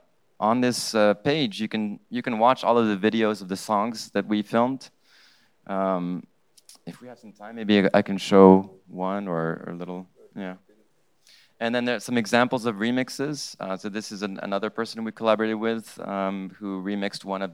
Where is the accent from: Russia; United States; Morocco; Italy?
Morocco; English is a second language; I grew up in Morocco